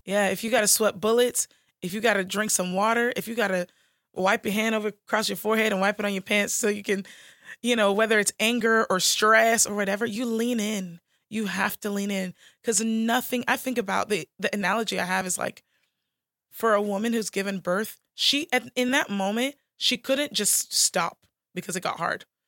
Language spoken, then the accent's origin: English; United States; I'm American